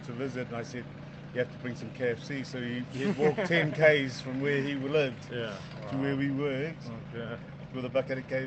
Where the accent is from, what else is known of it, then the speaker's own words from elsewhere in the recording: Auckland, New Zealand; moved away as an adult; now in United Arab Emirates; I grew up in Auckland, and then born and bred and then grew up in Auckland